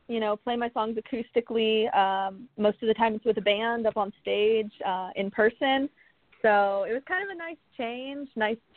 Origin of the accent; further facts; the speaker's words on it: California, United States; in my hometown here in California